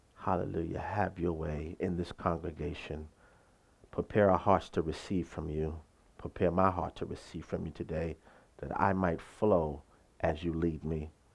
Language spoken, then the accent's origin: English; United States; I'm from this country, hallelujah. I'm uniquely American